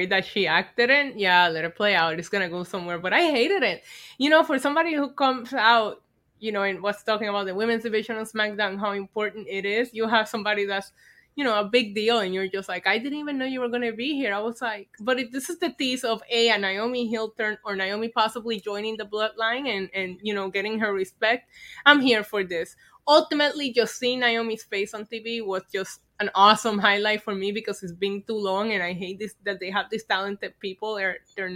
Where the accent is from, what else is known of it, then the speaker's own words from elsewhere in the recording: Puerto Rico; moved away; I grew up in Puerto Rico